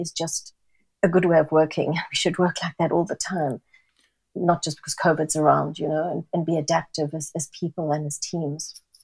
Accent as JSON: {"language": "English", "country": "South Africa", "tie": "born or raised there", "also_born_or_lived": "Singapore", "moved": "as an adult", "lives_now": "London, United Kingdom", "said": "Born and brought up in South Africa, very Italian family."}